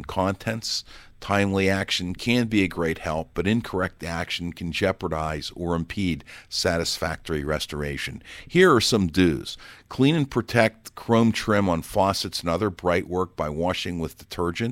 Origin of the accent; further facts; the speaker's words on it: Pittsburgh, Pennsylvania, United States; I'm from Pittsburgh, Pennsylvania, and most of the houses there would be brick construction